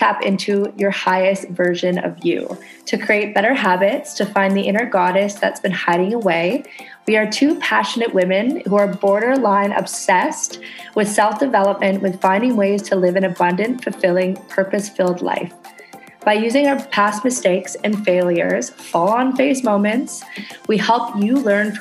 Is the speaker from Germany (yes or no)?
no; Canada; moved away as an adult; now in Indonesia